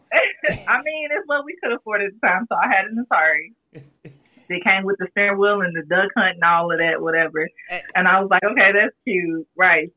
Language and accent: English; Gary, Indiana, United States; I didn't see that much of it growing up where I grew up in Gary, Indiana.